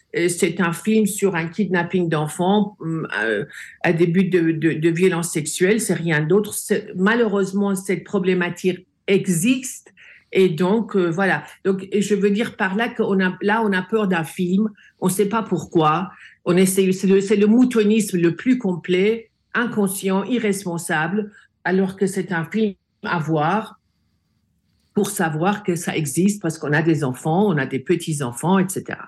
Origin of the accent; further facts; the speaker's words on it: France; j'ai grandi en France. La France est mon second pays.